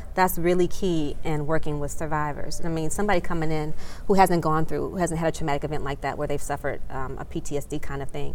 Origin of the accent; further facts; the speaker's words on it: Detroit, Michigan, United States; also born or lived in Washington D.C. area; now in Washington D.C., United States; I practice in the Washington D.C. area, but I'm originally from Metro Detroit, Michigan.